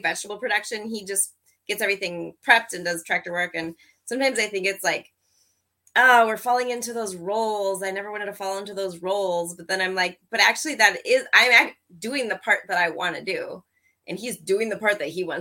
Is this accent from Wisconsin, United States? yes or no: yes; Wisconsin, United States; also born or lived in Oregon; we grew up in Wisconsin. So then we're relocating back home.